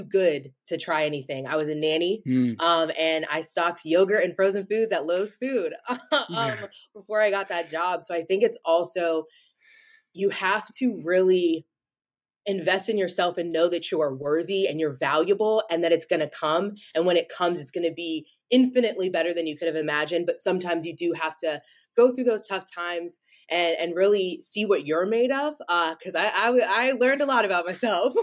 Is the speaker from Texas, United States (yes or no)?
no; Raleigh, North Carolina, United States; I'm from Raleigh, North Carolina, shout out 919